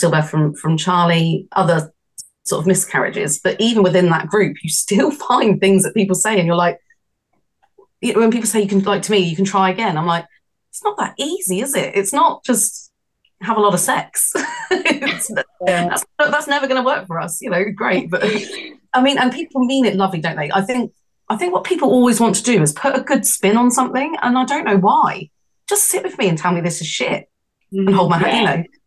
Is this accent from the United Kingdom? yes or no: yes; United Kingdom; being British